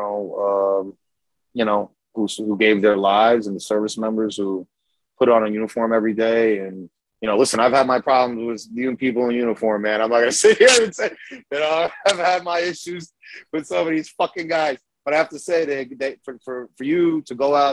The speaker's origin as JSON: {"language": "English", "region": "New York", "country": "United States", "also_born_or_lived": "Yonkers, New York", "accent": "New York", "said": "I am from New York. I was there when 9/11 happened"}